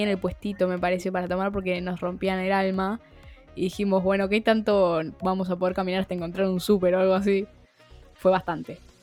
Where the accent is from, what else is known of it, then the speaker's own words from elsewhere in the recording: Argentina; argentinas pobres